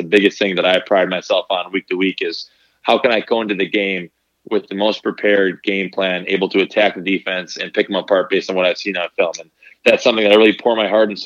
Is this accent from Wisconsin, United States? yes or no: yes; Green Bay, Wisconsin, United States; growing up, I was from Green Bay, Wisconsin.